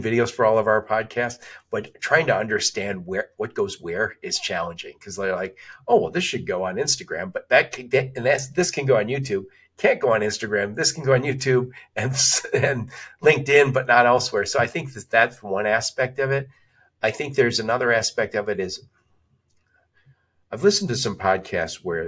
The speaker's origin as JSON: {"language": "English", "town": "Dearborn", "region": "Michigan", "country": "United States", "tie": "born or raised there", "said": "I am from the Detroit metro area. I grew up in Dearborn, right outside Detroit"}